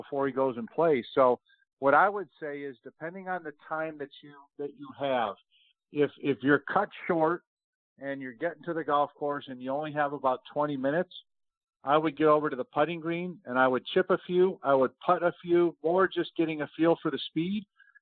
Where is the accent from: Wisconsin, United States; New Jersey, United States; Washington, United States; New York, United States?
New York, United States; Rochester; now in Texas, United States; I grew up in Rochester, New York